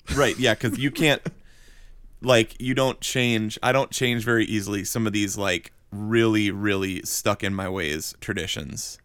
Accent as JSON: {"language": "English", "region": "Wisconsin", "country": "United States", "tie": "born or raised there", "also_born_or_lived": "Florida", "moved": "as an adult", "lives_now": "Atlanta, United States", "said": "we grew up in Wisconsin"}